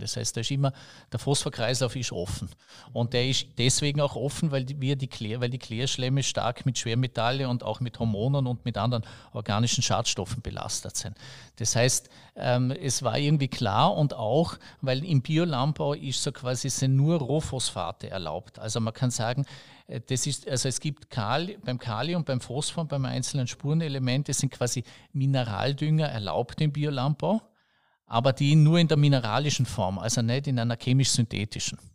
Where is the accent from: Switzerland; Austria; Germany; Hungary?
Austria; Bregenz, Vorarlberg; ich bin aus Bregenz und ich, ich bin da eher ein Städter